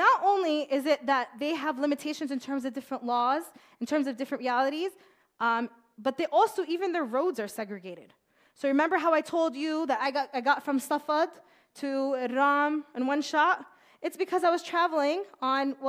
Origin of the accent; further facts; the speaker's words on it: United States; I was born and raised in America